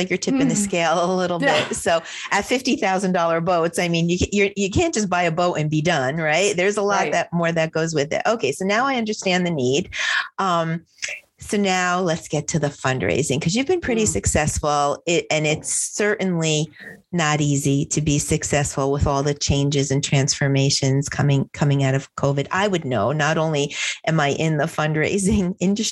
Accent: New Jersey, United States; I'm from New Jersey

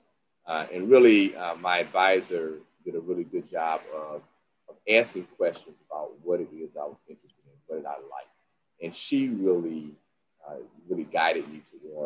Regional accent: New Orleans, Louisiana, United States; I'm from New Orleans. You know, my whole family's in New Orleans

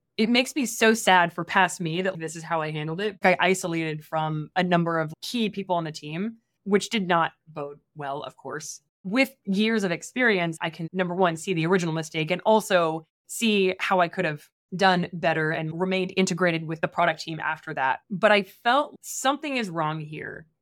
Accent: Midwest, United States; moved away as an adult; also born or lived in East Coast; I grew up in the Midwest, and then I went to school on the East Coast

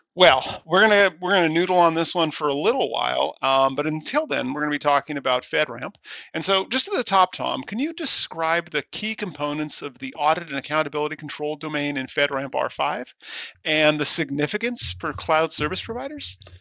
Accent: Scotland, United Kingdom; I am Scottish

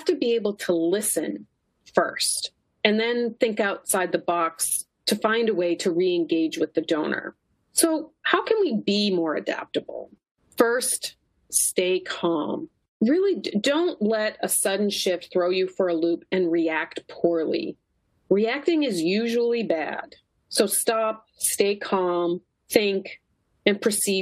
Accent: Kennebunk, Maine, United States; now in Philadelphia, United States; my hometown is Kennebunk, Maine. Not truly a Mainer, I was not born there.

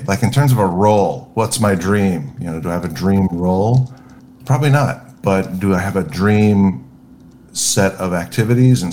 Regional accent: Southern California, United States; I grew up in Southern California

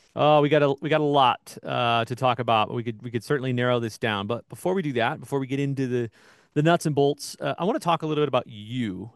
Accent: Midwest, United States; I grew up in the Midwest.

